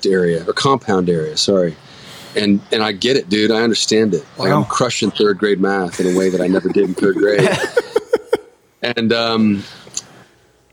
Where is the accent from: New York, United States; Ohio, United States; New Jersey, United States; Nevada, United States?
Nevada, United States; Reno; I grew up in Reno, Nevada